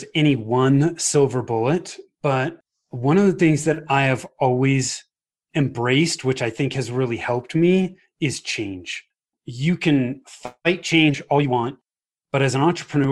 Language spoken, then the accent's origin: English; Bay Area, Northern California, United States; moved away as an adult; now in Highlands Ranch, United States; So I grew up in the Bay Area in Northern California